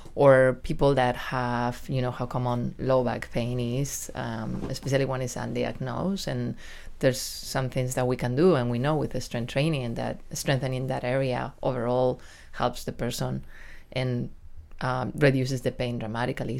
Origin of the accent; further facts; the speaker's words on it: Spain; accent: Spanish accent with a New York touch; English is a second language; moved away as an adult; also born or lived in New York, United States / San Diego, United States; now in Del Mar, United States; I lived in New York for close to twenty years, but I'm originally from Spain